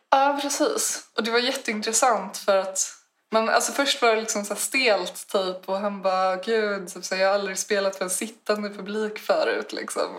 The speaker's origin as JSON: {"language": "Swedish", "town": "Stockholm", "region": "Stockholm County", "country": "Sweden", "moved": "yes", "lives_now": "Uppsala, Sweden", "said": "jag är från Stockholm."}